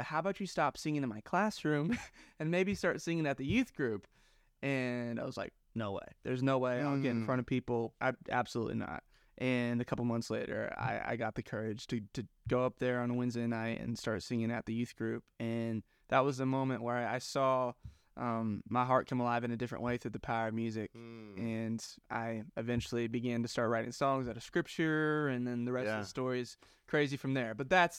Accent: Sioux Falls, South Dakota, United States; also born or lived in Missouri; I'm from Sioux Falls, South Dakota. Was born in Joplin, Missouri.

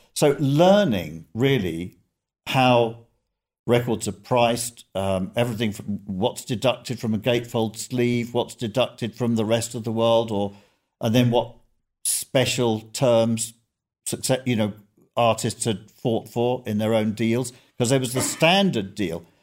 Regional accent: London, United Kingdom; Growing up in North London

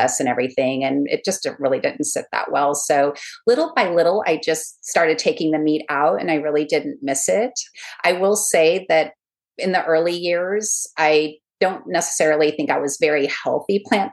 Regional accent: California, United States; moved away as an adult; now in Charleston, United States; I'm from California

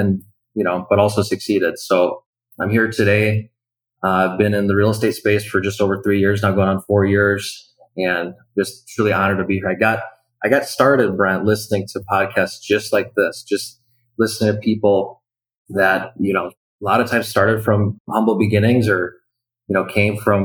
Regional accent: Wisconsin, United States; I'm originally from Wisconsin

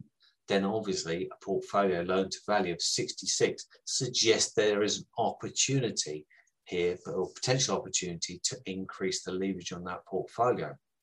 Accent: United Kingdom; I am from the South

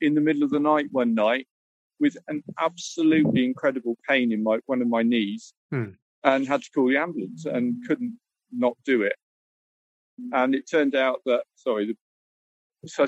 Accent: Plymouth, South West England, United Kingdom; moved away as an adult; also born or lived in Cyprus; now in Paignton, United Kingdom; And then we moved back to Devon. I'm from Plymouth originally.

